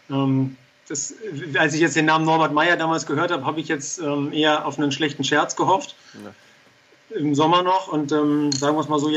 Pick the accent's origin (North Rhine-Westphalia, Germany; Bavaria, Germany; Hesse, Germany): Hesse, Germany; Darmstadt; also born or lived in Hamburg; Äh, ich bin gebürtiger Hamburger, der von seinen Eltern nach Darmstadt gebracht wurde.